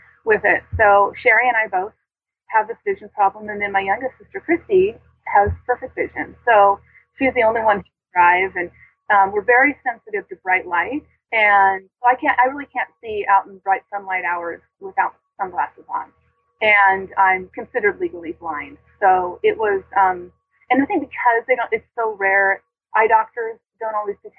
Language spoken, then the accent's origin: English; the Bay Area, California, United States; I grew up in the Bay Area, mostly in the Bay Area